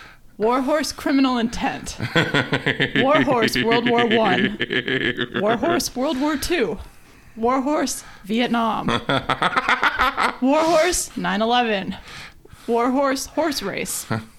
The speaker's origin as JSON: {"language": "English", "region": "Washington", "country": "United States", "tie": "born or raised there", "said": "growing up in Washington"}